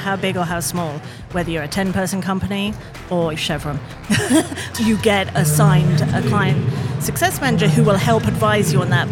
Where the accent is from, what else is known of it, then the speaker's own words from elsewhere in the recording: Southampton, South East England, United Kingdom; moved away; I'm from near Portsmouth. Southampton.